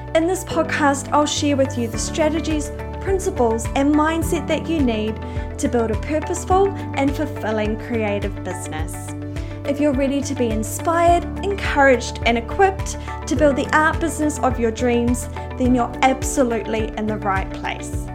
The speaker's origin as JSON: {"language": "English", "town": "Otaki", "region": "Wellington", "country": "New Zealand", "tie": "born or raised there", "moved": "as an adult", "lives_now": "Australia", "said": "I was from Otaki back in New Zealand. We had like what 4,000 people in our hometown"}